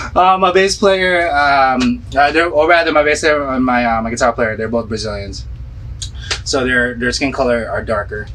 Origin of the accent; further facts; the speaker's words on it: Philippines; moved away; when I was growing up in the Philippines.